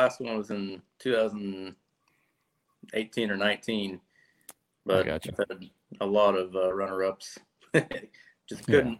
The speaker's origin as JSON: {"language": "English", "area": "Lake of the Ozarks", "region": "Missouri", "country": "United States", "said": "I'm from Lake of the Ozarks. I kind of grew up fishing bass boats and a lot of local club tournaments and stuff like that."}